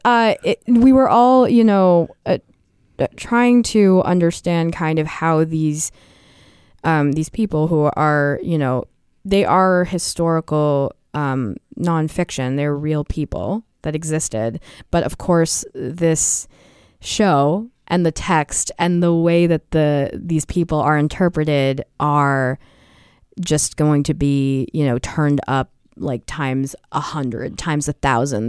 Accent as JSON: {"language": "English", "town": "Portsmouth", "region": "New Hampshire", "country": "United States", "tie": "born or raised there", "said": "I grew up in Portsmouth"}